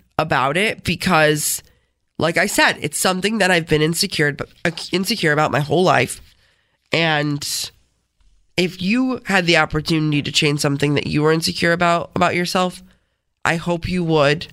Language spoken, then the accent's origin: English; Rochester, New York, United States; accent: Rochesterian; I'm from Rochester.